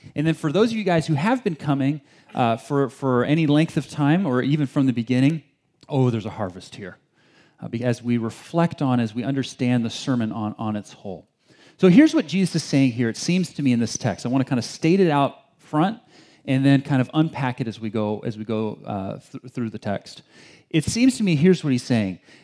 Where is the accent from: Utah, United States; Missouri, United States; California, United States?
California, United States; Bay Area; also born or lived in China; I grew up in the Bay Area my whole, my whole life, spent two years overseas in China.